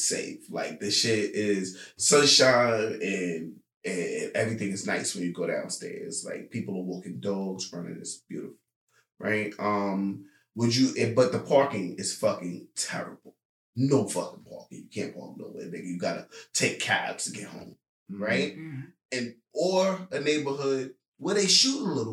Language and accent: English; New York City, New York, United States; I'm from Queens